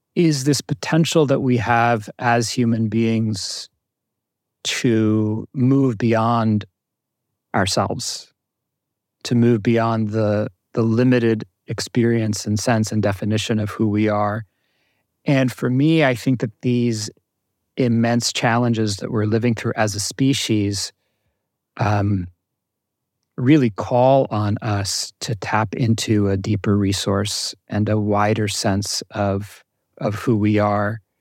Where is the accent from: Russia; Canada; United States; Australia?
United States; New Jersey; born or raised there